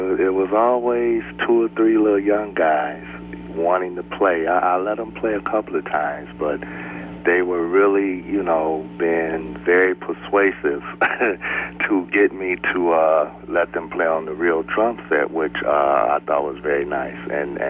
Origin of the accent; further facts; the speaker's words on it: Detroit, Michigan, United States; Well, actually, I, of course, by Motown, being in Detroit, and I'm the youngest of four other siblings.